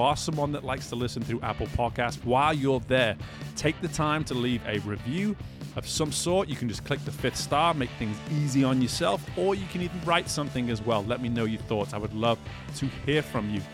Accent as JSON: {"language": "English", "region": "England", "country": "United Kingdom", "tie": "born or raised there", "moved": "as an adult", "lives_now": "United States", "said": "I grew up playing soccer in England."}